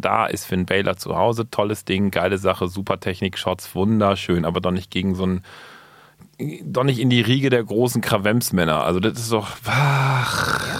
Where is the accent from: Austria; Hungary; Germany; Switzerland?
Germany; Berlin; ich komme aus Berlin